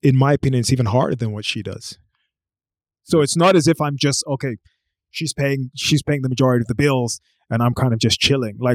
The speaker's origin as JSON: {"language": "English", "country": "Bahrain", "tie": "born or raised there", "also_born_or_lived": "Brazil / Nigeria / United Kingdom", "said": "I was born in Brazil. I lived for a while in Nigeria. I lived for a while in the UK. And I spent most of my, most of my childhood in a place called Bahrain, which is in the Mid"}